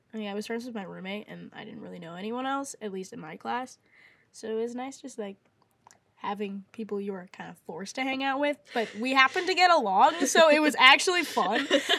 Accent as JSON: {"language": "English", "region": "Maryland", "country": "United States", "also_born_or_lived": "Arizona", "moved": "yes", "lives_now": "Nashville, United States", "said": "I'm from Maryland, originally just moved to Arizona, and now we're here in Nashville."}